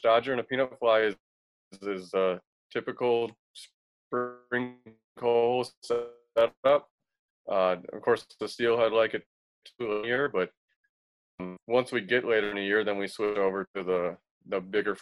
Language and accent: English; Racine, Wisconsin, United States; now in Chicago, United States; I was born and raised in Racine. I live in Chicago now.